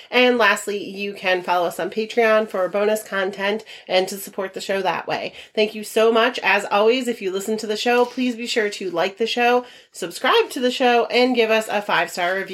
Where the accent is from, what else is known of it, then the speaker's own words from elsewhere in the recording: Netherlands; because I grew up in Holland